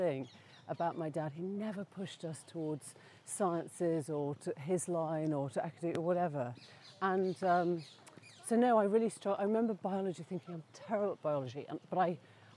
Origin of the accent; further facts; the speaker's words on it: Sheffield, Yorkshire and the Humber, United Kingdom; the middle school years in Sheffield